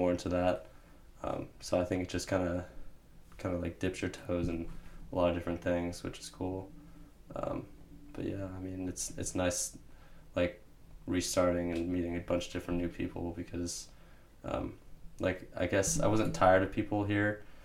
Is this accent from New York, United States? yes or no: no; Marin, California, United States; born or raised there